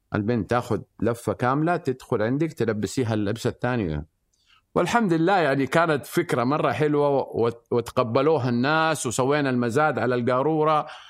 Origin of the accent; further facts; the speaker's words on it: Mecca, Makkah Province, Saudi Arabia; انا من من سكان مكه ووالدي كان آه، بايع خبز او عندنا مخبز وعندنا محل فول